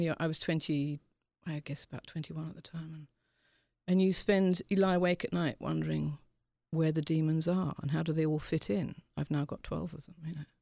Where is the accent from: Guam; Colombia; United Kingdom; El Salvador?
United Kingdom; England; being English